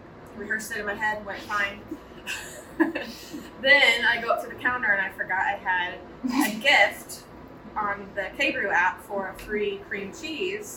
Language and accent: English; Illinois, United States; also born or lived in Fort Myers, Florida; now in Knoxville, United States; we are originally from Illinois